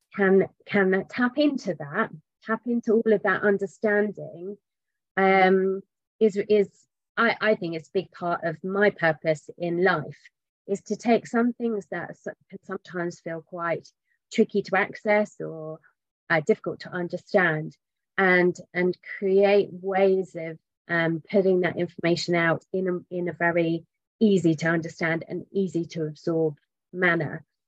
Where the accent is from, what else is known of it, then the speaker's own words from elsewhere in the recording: England, United Kingdom; I'm English.